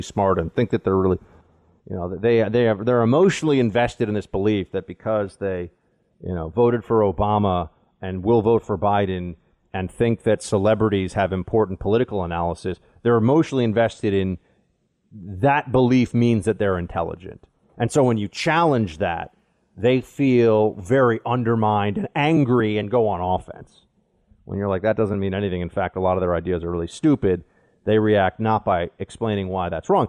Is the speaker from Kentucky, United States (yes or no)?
no; New York City, New York, United States; We grew up together here in New York